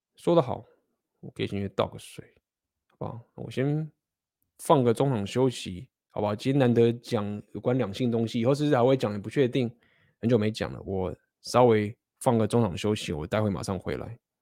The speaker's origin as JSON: {"language": "Chinese", "country": "Taiwan", "also_born_or_lived": "Spain", "said": "我们台湾人"}